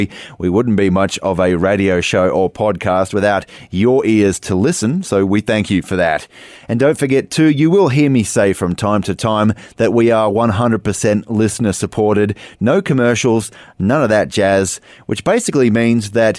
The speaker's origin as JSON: {"language": "English", "country": "Australia", "tie": "born or raised there", "said": "my home country of Australia"}